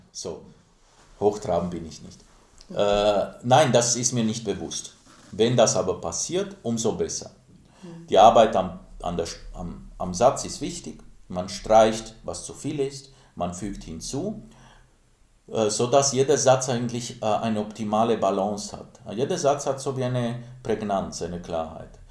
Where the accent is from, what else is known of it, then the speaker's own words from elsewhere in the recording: Timișoara, Timiș County, Romania; moved away; Ich bin in Timisoara aufgewachsen, mittendrin am Bahnhof